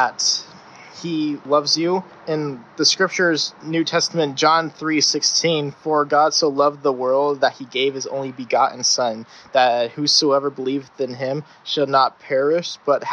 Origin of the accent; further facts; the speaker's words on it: Sandy, Utah, United States; moved away as an adult; I am from Sandy, Utah. Sandy, Utah is basically really boring. It's a suburb city, and I just live right on the golf course